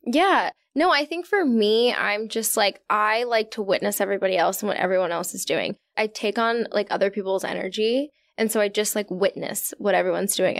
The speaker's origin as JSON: {"language": "English", "region": "Virginia", "country": "United States", "said": "I'm from Virginia"}